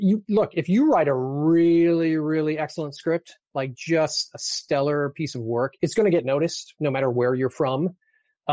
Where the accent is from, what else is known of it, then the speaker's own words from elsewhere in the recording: Toronto, Ontario, Canada; I grew up in Toronto, Canada